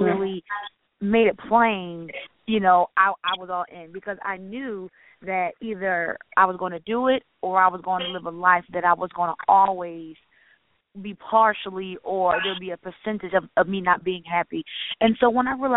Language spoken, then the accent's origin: English; Philadelphia, Pennsylvania, United States; now in Atlanta, United States; I'm initially from Philadelphia